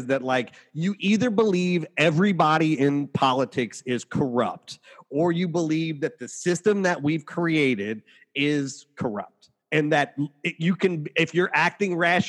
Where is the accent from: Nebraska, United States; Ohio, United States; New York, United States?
Ohio, United States; I'm from Ohio